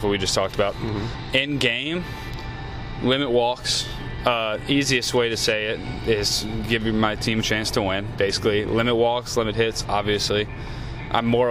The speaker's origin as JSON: {"language": "English", "region": "Louisiana", "country": "United States", "moved": "as an adult", "lives_now": "Stockton, United States", "said": "I'm from Louisiana"}